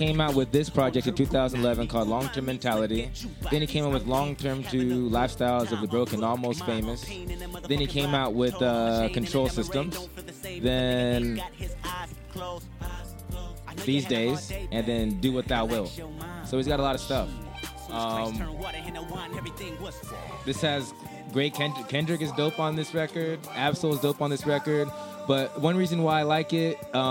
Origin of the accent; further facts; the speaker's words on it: San Diego, California, United States; I'm from San Diego